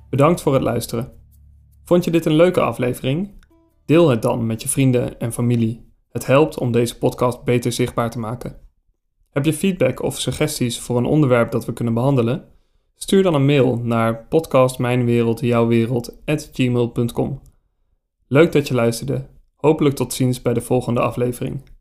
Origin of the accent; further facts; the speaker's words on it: Lelystad, Flevoland, Netherlands; Ik werd geboren in Lelystad en de polder is mijn thuis.